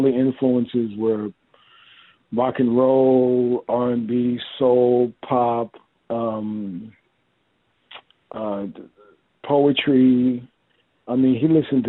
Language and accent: English; New York City, New York, United States; Born and raised in the Bronx